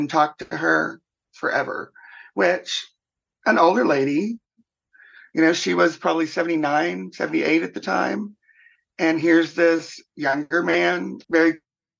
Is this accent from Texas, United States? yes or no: yes; Texas, United States; now in Minnesota, United States; I grew up in Texas